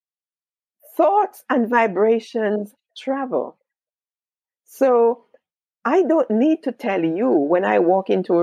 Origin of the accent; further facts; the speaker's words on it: Jamaica; now in United Kingdom; I was born in Jamaica